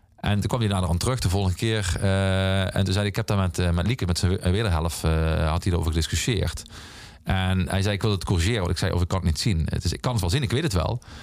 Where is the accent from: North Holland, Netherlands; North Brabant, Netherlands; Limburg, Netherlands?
Limburg, Netherlands; the Mining Region; in de mijnstreek waar ik vandaan kom